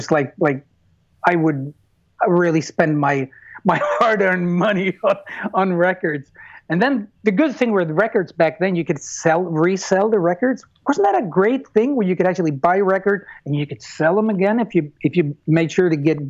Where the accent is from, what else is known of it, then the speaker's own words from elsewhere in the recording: United States; again, I'm raised American, so competition is a reality.